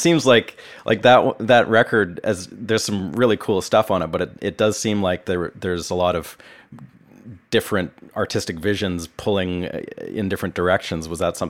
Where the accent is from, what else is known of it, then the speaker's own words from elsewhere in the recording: Vancouver, British Columbia, Canada; moved away as an adult; now in Nashville, United States; I'm from Vancouver